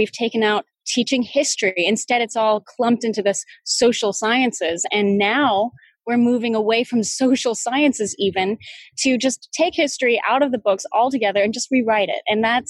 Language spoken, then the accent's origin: English; Texas, United States; also born or lived in Florida / Missouri; growing up in deep red state Texas, growing up in the South, growing up in Florida, growing up in Missouri.